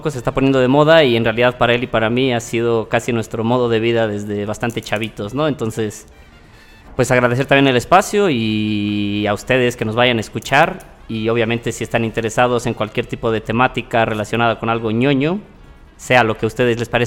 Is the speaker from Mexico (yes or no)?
yes; Xalapa, Veracruz, Mexico; born there; Eh, yo nací en Veracruz, en realidad, en Jalapa, y me he mudado como 10 veces en toda mi vida, honestamente.